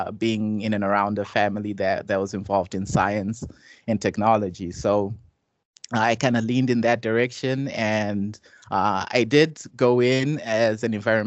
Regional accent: Zimbabwe; moved away as an adult; now in United States; I grew up in Zimbabwe, and I came to the U.S. at age 18.

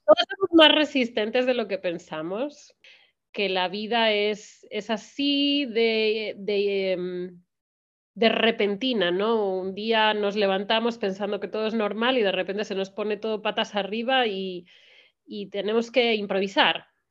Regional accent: Spain; moved away as an adult; now in United States

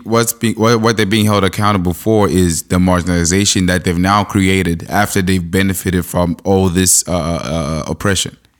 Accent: Zimbabwe; now in Canada; I'm from Zimbabwe

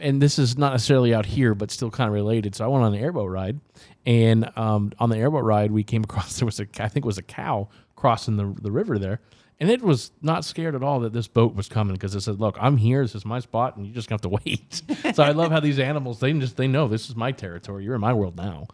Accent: Daytona Beach, Florida, United States; moved away as an adult; I was originally from the Daytona Beach area

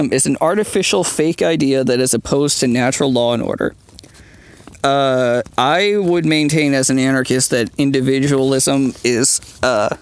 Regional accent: United States; speaking as an Irish American

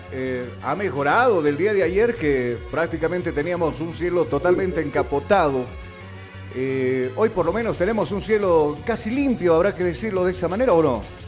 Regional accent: Bolivia

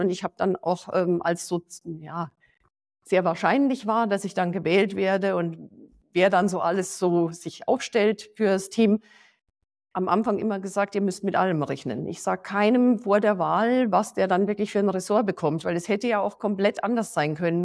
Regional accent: Passau, Bavaria, Germany; moved away; also born or lived in Hesse; Ich persönlich äh, bin in Passau aufgewachsen

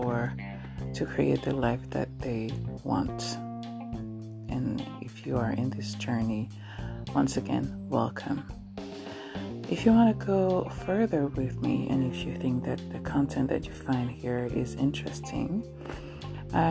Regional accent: Paris, Île-de-France, France; moved away as an adult; now in Anjou, France; who was born and raised in Paris, France

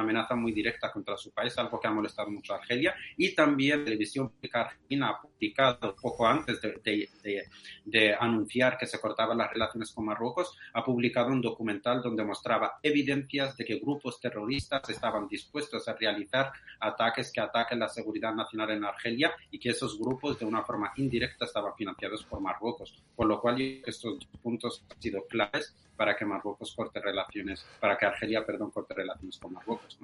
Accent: Western Sahara; soy saharaui de, origen español

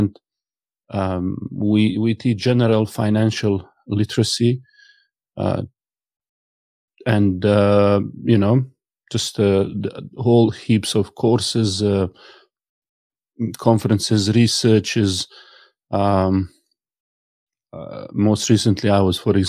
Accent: Sarajevo, Federation of Bosnia and Herzegovina, Bosnia & Herzegovina; I was born in Sarajevo, capital city. I've spent all of my life in a very beautiful part of the Sarajevo, which is old part. Went to school there

